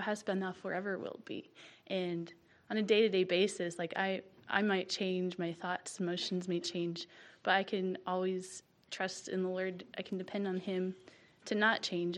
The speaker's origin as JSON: {"language": "English", "town": "Shelby", "region": "North Carolina", "country": "United States", "said": "from Shelby, North Carolina"}